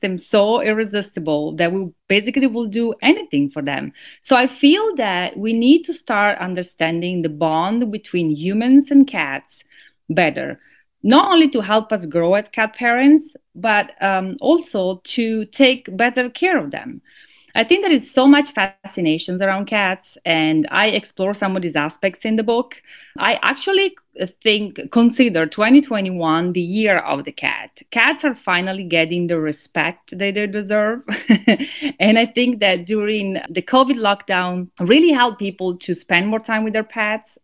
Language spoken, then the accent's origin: English; northern Italy, Italy; moved away as an adult; now in Florida, United States; my personal story from growing up in Northern Italy, in an artisan family, and then my later move to the United States